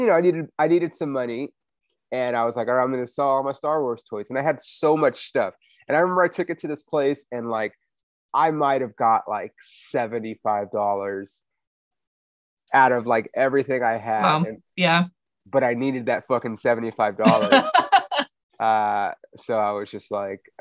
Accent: Inland Empire, California, United States; also born or lived in Hollywood, Los Angeles; we moved like about 45 minutes east of LA, like the Inland Empire

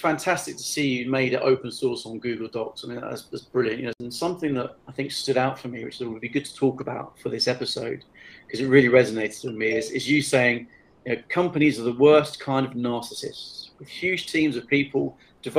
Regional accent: England, United Kingdom; I'm English

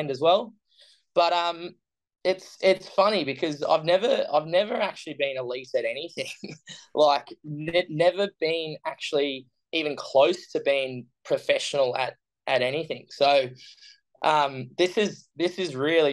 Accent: Brisbane, Queensland, Australia; I'm from Australia, from Brisbane, which is sunny Queensland. And born and raised Brisbane.

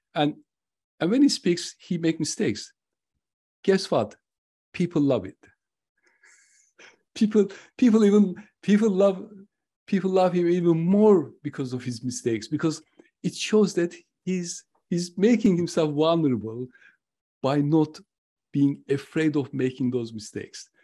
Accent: Turkey; moved away; I'm originally from Turkey.

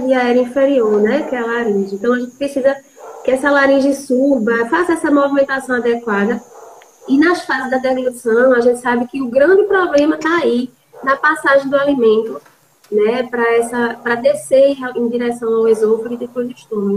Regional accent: Recife, Pernambuco, Brazil; moved away as an adult; now in João Pessoa, Brazil; sou de Recife, moro em João Pessoa há quase 12 anos.

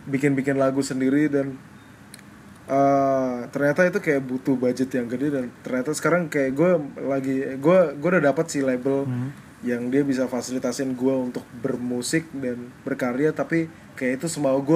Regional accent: Java, Indonesia; gue kebetulan nggak besar di timur tapi gue besar di Jawa

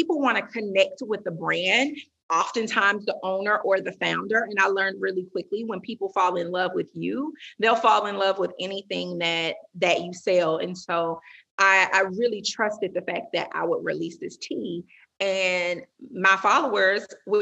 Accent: the South, United States; I'm from the South

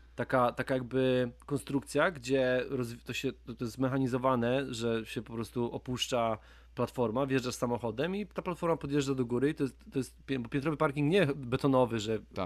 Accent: Łódź Voivodeship, Poland; ja też jestem z Łódzkiego

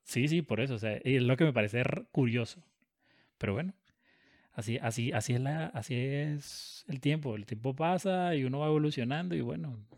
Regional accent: Caracas, Capital District, Venezuela; Yo me crié en Caracas

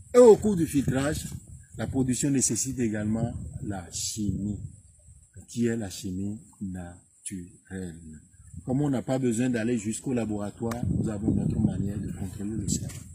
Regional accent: Djègbadji, Atlantique, Benin; Chez nous, à Djabadji

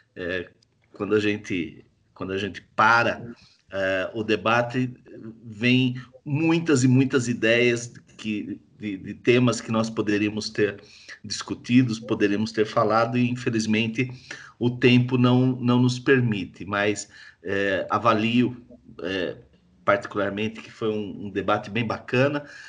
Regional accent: Jundiaí, São Paulo, Brazil; nós que somos aqui é, de Jundiaí

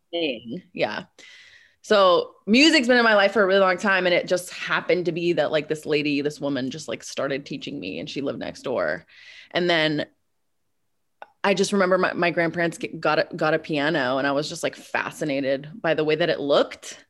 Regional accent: Bay Area, California, United States; also born or lived in Moscow, Russia; my parents relocated to the Bay Area. And so I spent, like, all my formative years basically in the Bay.

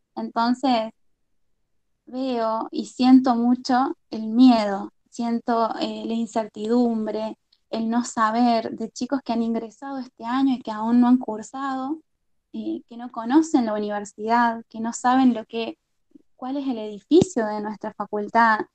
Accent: La Rioja, Argentina; moved away; also born or lived in Arroyito, Córdoba / Córdoba; sí soy de La Rioja, en, soy de La Rioja en realidad. Eh, me mudé a Arroyito después de unos años de vivir ahí. Y desde Arroyito terminé mi secundario

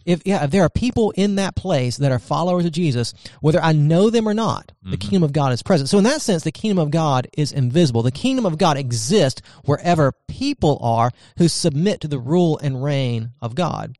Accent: United States; we're American citizens

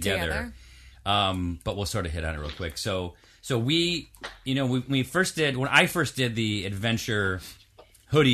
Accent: Syracuse, New York, United States; I grew up in New York, in Syracuse, New York

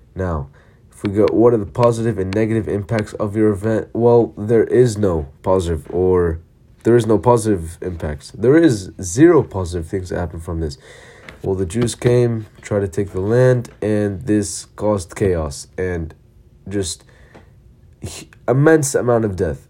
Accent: Palestine; I'm from Palestine

